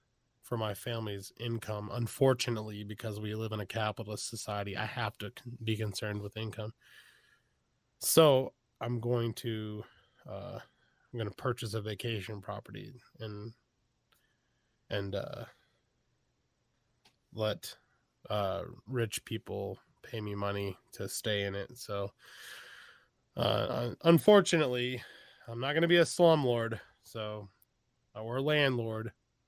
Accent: Texas, United States; also born or lived in Iowa; I was born in the Midwest in {S0} okay. {S1} Iowa, and I grew up in Texas, so I still have the accent

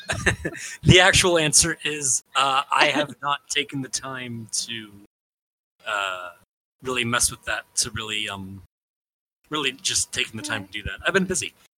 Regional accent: Indianapolis, Indiana, United States; I grew up in Indianapolis when the when the Colts won the Super Bowl

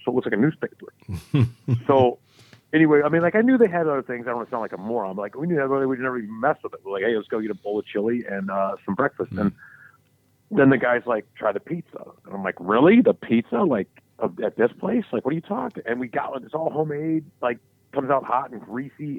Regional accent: Charlotte, North Carolina, United States; now in Southern California, United States; Where I grew up in Charlotte

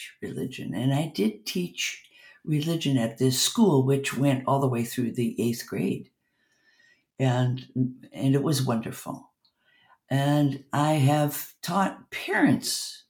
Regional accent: Germany; moved away; We came from Germany

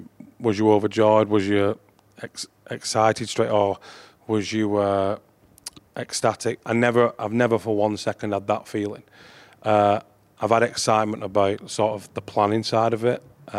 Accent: Wigan, North West England, United Kingdom; I think just growing up in Wigan at the time when I did, you don't think of it being any different.

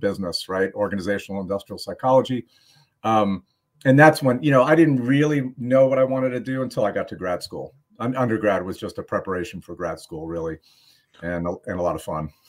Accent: New York, United States; moved away; I grew up in New York

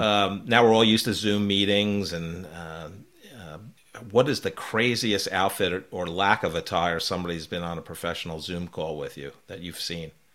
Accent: New York, East Coast, United States; also born or lived in Belmar, New Jersey; I grew up in the East Coast, uh, New York, New Jersey area

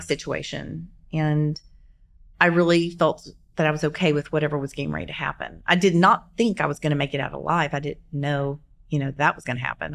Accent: Shreveport, Louisiana, United States; moved away as an adult; now in Oklahoma City, United States; Born and raised in Shreveport, Louisiana

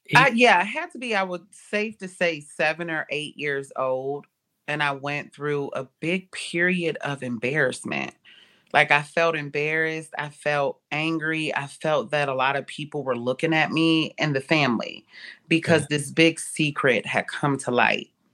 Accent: Cincinnati, Ohio, United States; I was born in Cincinnati, Ohio.

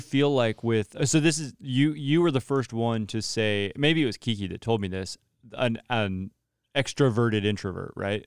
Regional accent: Central Valley, California, United States; John Knapp and I are actually from the same area down in the Central Valley

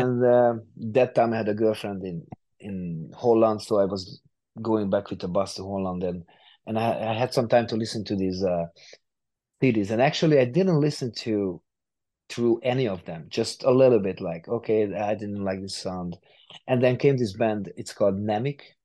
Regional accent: Hungary; a hungarian studio not far from my from my hometown

